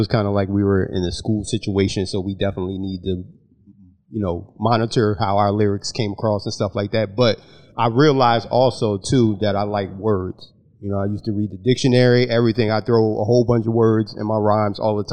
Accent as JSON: {"language": "English", "town": "Asbury Park", "region": "New Jersey", "country": "United States", "said": "I'm from up north"}